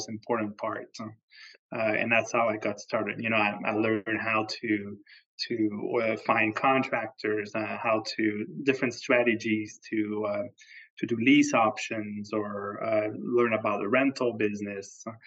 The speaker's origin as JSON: {"language": "English", "town": "Quebec City", "region": "Quebec", "country": "Canada", "also_born_or_lived": "Montreal, Canada", "moved": "as an adult", "lives_now": "Phoenix, United States", "said": "I originally from Quebec City, Canada, went to school in Montreal"}